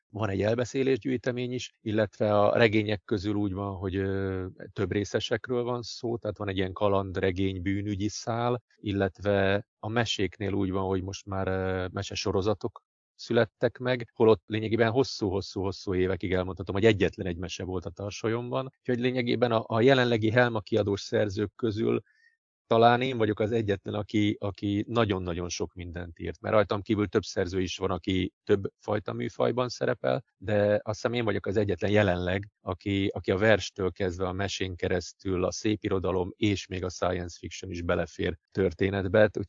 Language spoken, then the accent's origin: Hungarian; Budapest, Hungary; born there; also born or lived in Szilvásvárad; voltam Budapesten, születtem, ugye nagyon sokat voltam Budapesten, Szilvásvárada is költöztem, egy időig ott éltem, aztán újra Budapeste